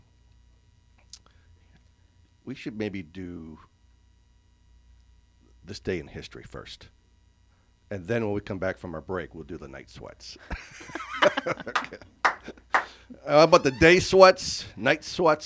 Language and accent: English; Mineral Point, Pennsylvania, United States; moved away; also born or lived in Johnstown, Pennsylvania; I was born there in Johnstown and lived in just north of Summerhill, up on the mountain, in a little town called Mineral Point